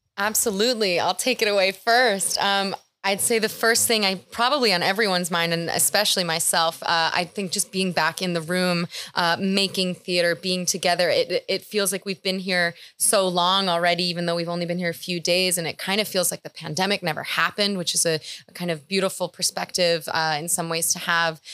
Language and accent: English; New York City, New York, United States; I'm from New York City.